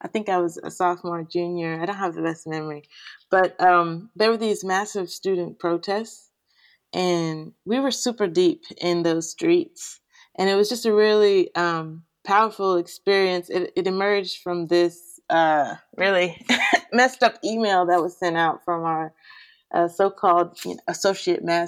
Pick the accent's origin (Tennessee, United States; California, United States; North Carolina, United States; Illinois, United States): Tennessee, United States; Nashville; I'm someone who's born and raised in the South and predominantly grew up in Nashville and in the suburbs of Nashville as well.